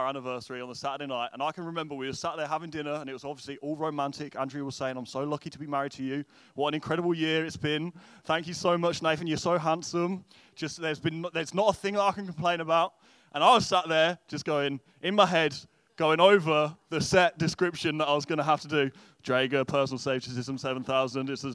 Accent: England, United Kingdom; moved away as an adult; now in Derry, United Kingdom; I'm originally from England, and now we live just outside of Derry

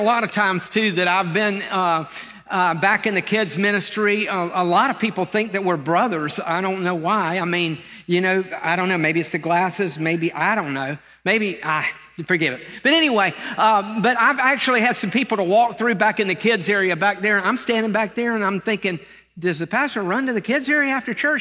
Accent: Lakeland, Florida, United States; I was born in Lakeland, Florida, not far from here

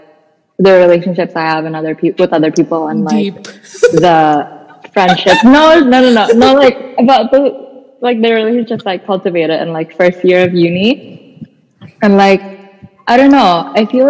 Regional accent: Indore, Madhya Pradesh, India; moved away; growing up in Indoor

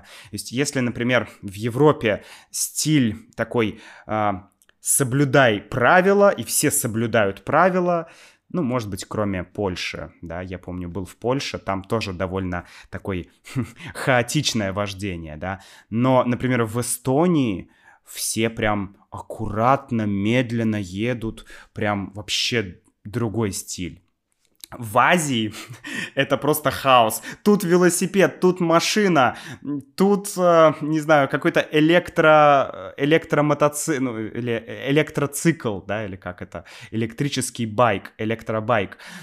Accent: Saint Petersburg, Russia; я из Питера, там всё такое культурное

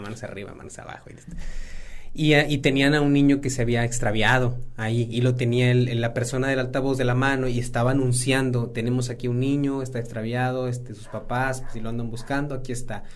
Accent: San Buenaventura, Coahuila, Mexico; Yo soy de San Buena

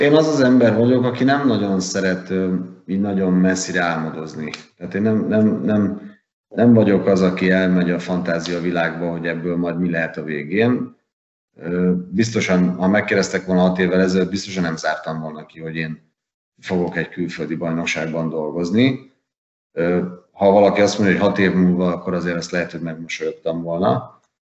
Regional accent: Hungary; nekem magyarként

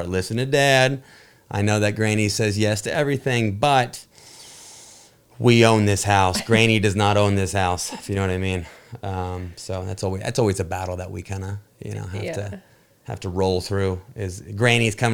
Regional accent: Chelan, Washington, United States; there's this cute little town a little north of where I grew up in Lake Chelan.

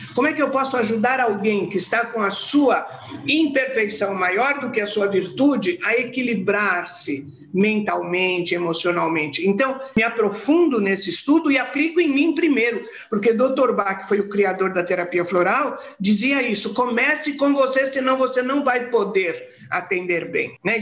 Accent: Santos, São Paulo, Brazil; Eu nasci em Santos, de uma família muito gostosa, papai e mamãe se amavam muito, a gente fez um, uma infância muito boa

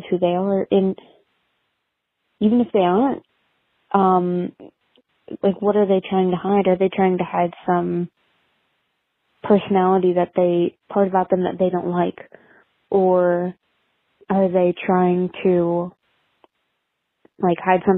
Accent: New Jersey, United States; I'm from Jersey

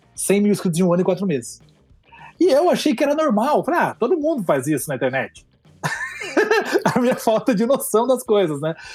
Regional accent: Curitiba, Paraná, Brazil; Eu sou de Curitiba

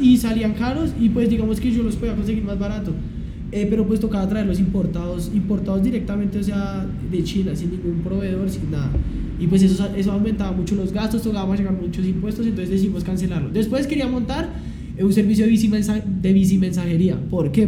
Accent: Bogotá, Colombia; nací en Bogotá, me crié en Bosa toda mi vida, todavía sigo viviendo en Bosa

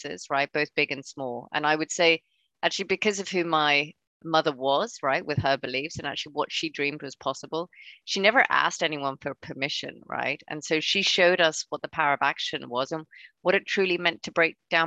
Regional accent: Hong Kong; moved away; I grew up in Hong Kong, so I'm originally from there.

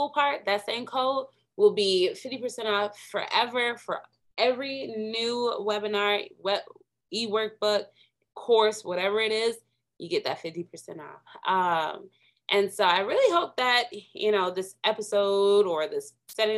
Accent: Minnesota, United States; moved away as an adult; I'm from Minnesota, because, you know, left the cold in Minnesota.

